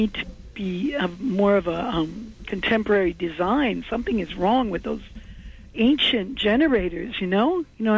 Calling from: Manhattan, New York, United States

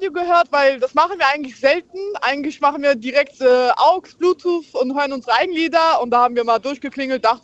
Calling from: Bad Dürkheim, Rhineland-Palatinate, Germany; Ich komme aus Dürkheim.

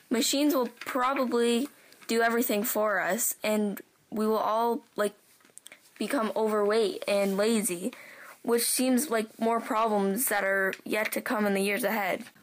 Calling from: Guelph, Ontario, Canada

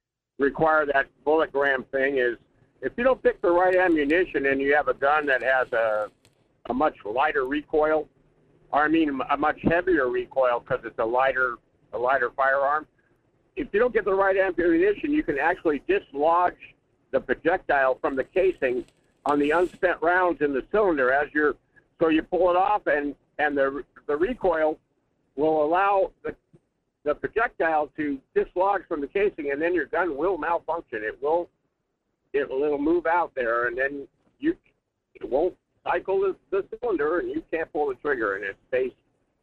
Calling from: Anchor Point, Alaska, United States; I'm calling from Anchor Point.

